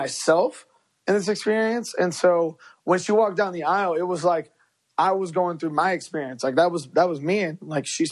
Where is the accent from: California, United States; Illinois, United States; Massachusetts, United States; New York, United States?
Illinois, United States; Chicago; first language Spanish; English is a second language; we're both from Chicago